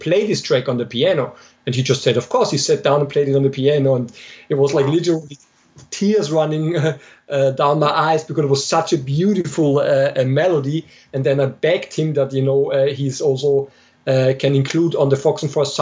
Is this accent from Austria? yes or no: yes; Austria; moved away as an adult; also born or lived in Germany; now in Munich, Germany; I'm originally from Austria, but I live in Germany for over 10 years now, at the moment in Munich